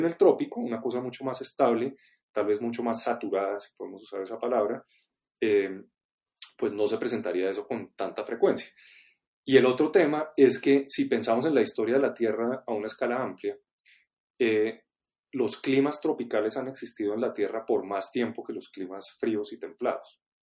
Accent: Colombia; como colombianos eh, nos aproximamos a entender nuestra biodiversidad y nuestro territorio

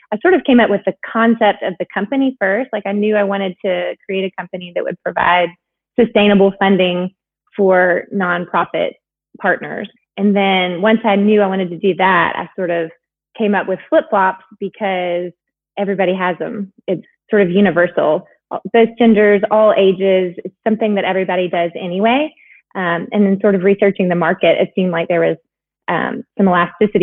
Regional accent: Huntsville, Alabama, United States; moved away as an adult; also born or lived in North Carolina; now in Atlanta, United States; I grew up in Alabama, in Huntsville, where Space and Rocket Center is

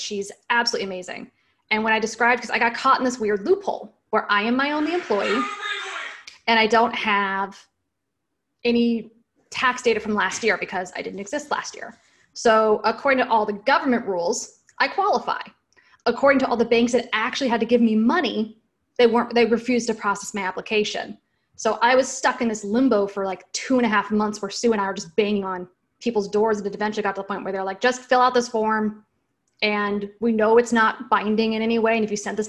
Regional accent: Washington, United States; moved away as an adult; also born or lived in San Francisco Bay Area, United States / Seattle, United States; now in Raleigh, United States; I'm originally from Washington State.

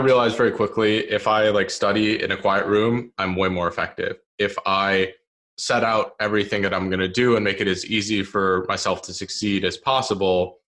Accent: Bethesda, Maryland, United States; I grew up in the Washington, D.C. area. So in a suburb of that called Bethesda

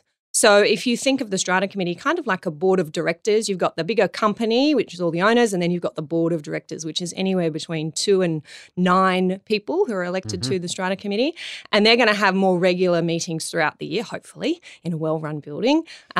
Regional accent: Darlinghurst, New South Wales, Australia; Where are you from? To which I say Darlinghurst.

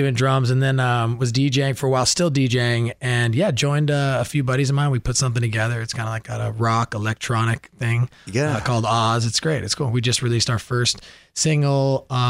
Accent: Malibu, California, United States; Who I grew up with in Malibu.

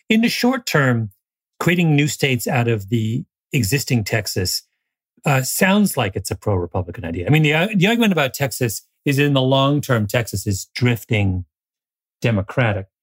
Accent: Canada; as a Canadian

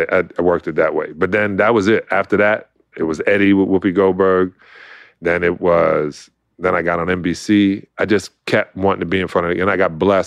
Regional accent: Brooklyn, New York, United States; I was a kid from Brooklyn. And if you know anything about New York, you stay in your borough.

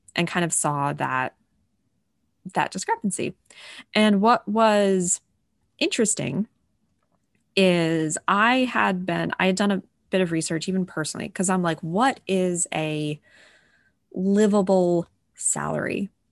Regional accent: New England, United States; a Catholic white family growing up in New England

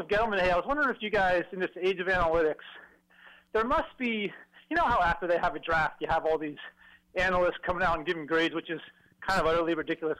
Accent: New Jersey, United States; now in Canada; I'm actually from Jersey

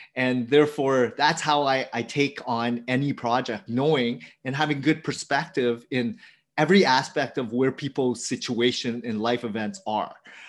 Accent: Ontario, Canada; So I grew up an hour outside of Toronto. And my upbringing was, I'm the fourth child of immigrant family from Vietnam.

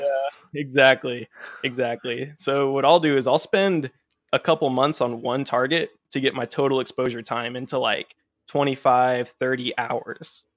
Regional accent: Dallas-Fort Worth area, Texas, United States; I was born and raised in the Dallas-Fort Worth area, so right in the big light pollution dome here

